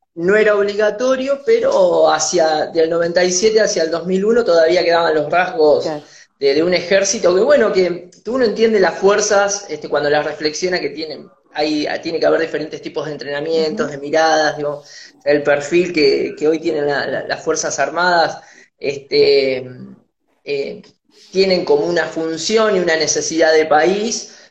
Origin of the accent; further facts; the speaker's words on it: Tandil, Buenos Aires Province, Argentina; moved away; volverme a mi ciudad natal a Tandil